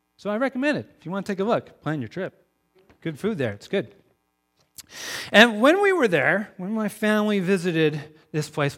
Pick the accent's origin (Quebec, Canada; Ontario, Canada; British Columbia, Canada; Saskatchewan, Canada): British Columbia, Canada; Crofton; I'm from Crofton, B C, just down the road from you